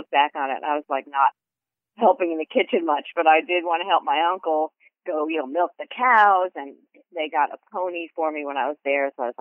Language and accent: English; New Jersey, United States; also born or lived in Weehawken, New Jersey / Rutherford, New Jersey; I grew up in Weehawken in New Jersey first, and then my family, after my grandmother died, we lived in her house, and we lived in Rutherford, New Jersey